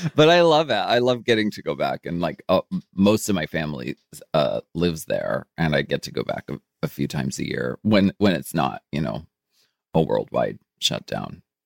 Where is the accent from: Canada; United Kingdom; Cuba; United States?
United States; Erie, Pennsylvania; moved away; I grew up in Erie, Pennsylvania